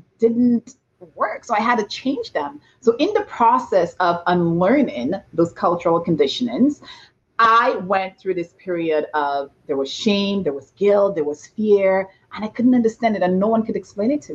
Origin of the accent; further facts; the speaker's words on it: St. Lucia; now in Toronto, Canada; I was born and raised in St. Lucia in a tiny village called Bas Labowee